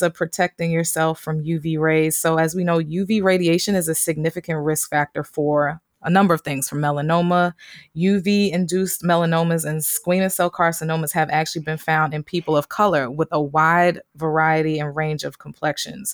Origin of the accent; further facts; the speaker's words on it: United States; it's our responsibility as Americans